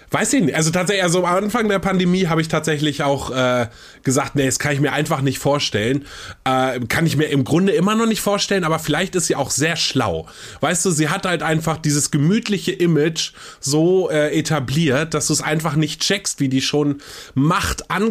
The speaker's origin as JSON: {"language": "German", "town": "Kiel", "region": "Schleswig-Holstein", "country": "Germany", "said": "ich bin ja aus Kiel äh, und weißt du, wer noch aus Kiel ist?"}